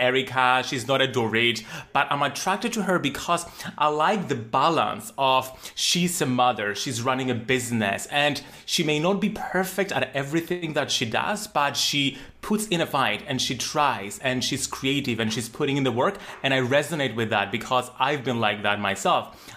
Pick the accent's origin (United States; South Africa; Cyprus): Cyprus; growing up in Cyprus, a very small island in the Mediterranean